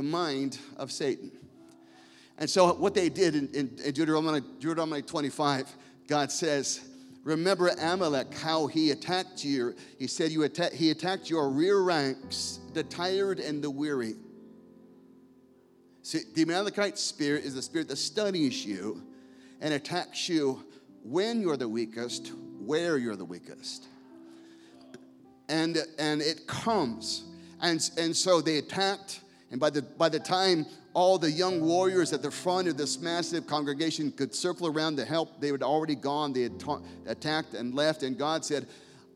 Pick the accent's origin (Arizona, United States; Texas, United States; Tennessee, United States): Arizona, United States; Scottsdale; in my hometown, in Cameron's father's hometown in Scottsdale, Arizona